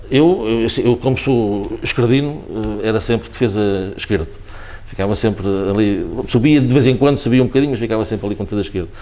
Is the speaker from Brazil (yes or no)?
no; Sacavém, Lisbon, Portugal; Sacavém é a terra onde eu de facto nasci, é a terra onde eu, onde eu eh, ainda vivo, onde cresci ali